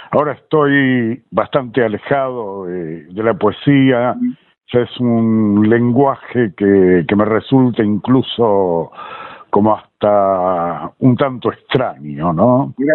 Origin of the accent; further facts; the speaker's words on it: Montevideo, Uruguay; moved away as an adult; now in Buenos Aires, Argentina; me crié en Montevideo. Y esto que te hablo así también era en el secundario que yo iba, también en, el Montevideo